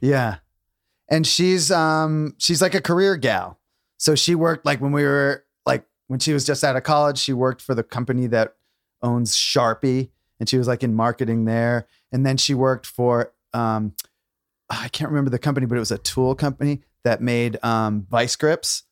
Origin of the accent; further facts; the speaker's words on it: New London, Connecticut, United States; moved away as an adult; also born or lived in Maine; I grew up in Connecticut